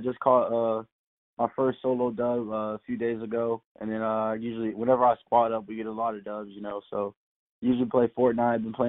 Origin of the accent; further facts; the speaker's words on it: Tampa, Florida, United States; also born or lived in South Carolina / Savannah / Puerto Rico / Charleston; And then I ended up in Tampa around second grade, I think it was. And then I've been in Tampa ever since